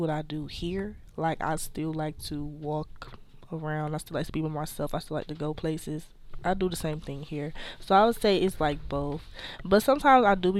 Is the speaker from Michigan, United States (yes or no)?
yes; Detroit, Michigan, United States; moved away as an adult; I'm from Detroit, Michigan.